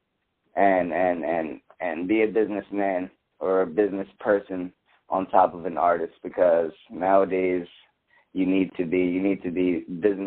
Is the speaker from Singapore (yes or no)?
no; Philadelphia, Pennsylvania, United States; I'm from Philly